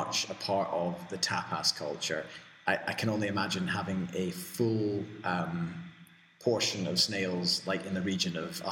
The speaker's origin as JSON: {"language": "English", "region": "Scotland", "country": "United Kingdom", "moved": "as an adult", "lives_now": "Spain", "said": "And I'm Scottish"}